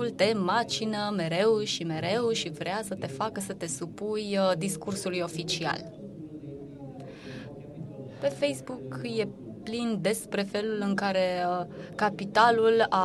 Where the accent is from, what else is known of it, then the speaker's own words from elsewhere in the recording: Bucharest, Romania; born there; now in Cluj-Napoca, Romania; Eu, de exemplu, m-am născut la București și nu m-am simțit liberă când eram uh, copil, pentru că părinții mei nu mă lăsau să fug pe iarbă.